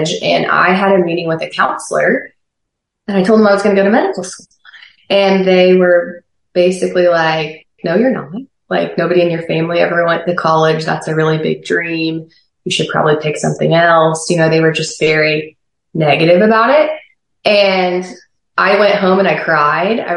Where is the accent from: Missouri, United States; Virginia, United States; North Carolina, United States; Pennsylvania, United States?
Missouri, United States; Lebanon; now in Oklahoma City, United States; I was born and raised in Lebanon, Missouri.